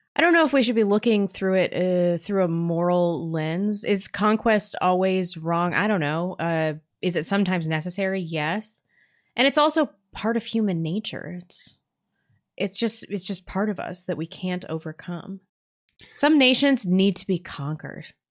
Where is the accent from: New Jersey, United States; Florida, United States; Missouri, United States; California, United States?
Missouri, United States; St. Louis; growing up in Saint Louis, in the s, the suburbs of Saint Louis where there was inner city busing